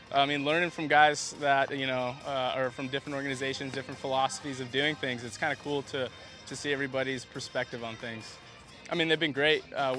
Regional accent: Canada; I'm a Canadian.

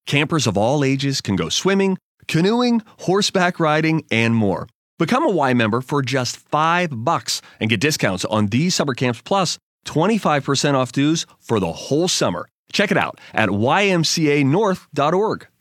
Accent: Pennsylvania, United States; the capital city of my home state.

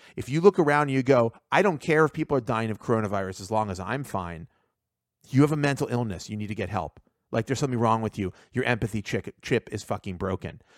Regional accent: United States; I was born in America. I'm, like, second generation in America

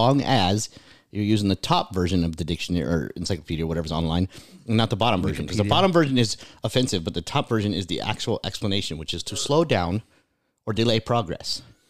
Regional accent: California, United States; moved away; Because I'm from California.

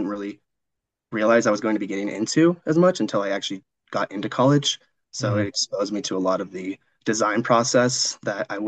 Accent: Missoula, Montana, United States; moved away as an adult; now in Denver, United States; I am from Missoula, Montana

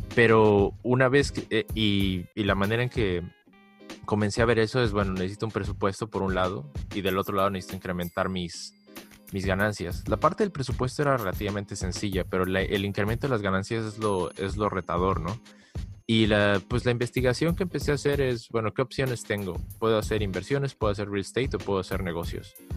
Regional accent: Mexico; now in United States; Yo, yo vengo de México

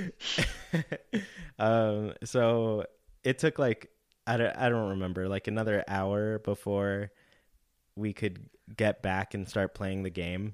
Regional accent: California, United States; I grew up in California

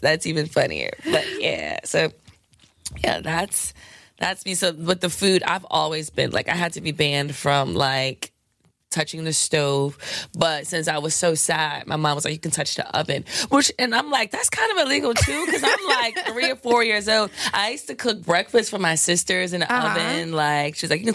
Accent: New York City, New York, United States; I'm from the South Bronx.

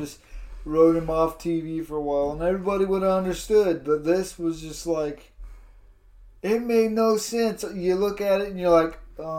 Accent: Canada; hate on America, I'm Canadian, I'm, you know what I mean?

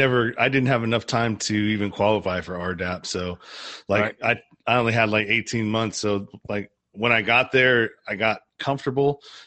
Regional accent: California, United States; I'm from California.

